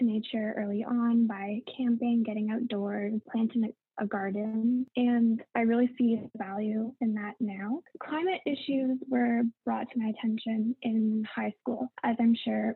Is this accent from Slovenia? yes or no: no; Canada; I'm from Canada